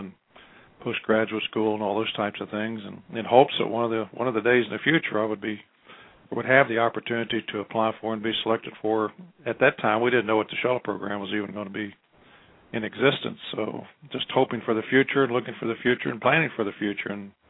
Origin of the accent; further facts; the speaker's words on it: West Virginia, United States; moved away as an adult; I came from West Virginia